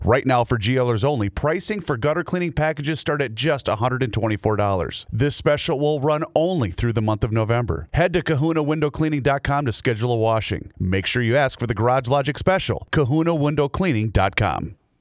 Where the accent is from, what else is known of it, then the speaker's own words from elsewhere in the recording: Faribault, Minnesota, United States; my hometown of Faribault.